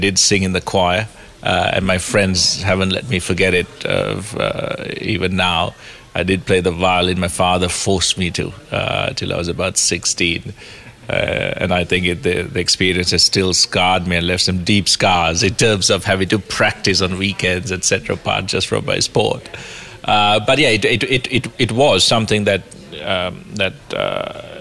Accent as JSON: {"language": "English", "town": "Kandy", "region": "Central Province", "country": "Sri Lanka", "tie": "born or raised there", "said": "I was very, very fortunate growing up in Sri Lanka"}